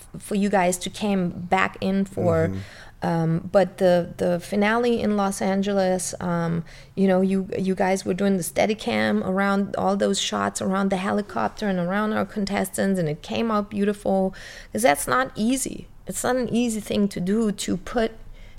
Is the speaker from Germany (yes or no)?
yes; Germany; my parents were foreigners and me growing up in Germany.